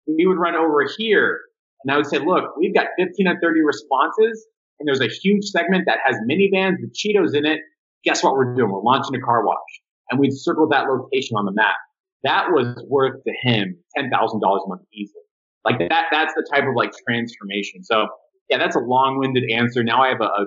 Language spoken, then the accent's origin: English; Miami, Florida, United States; I live in Miami, Florida. I don't speak Spanish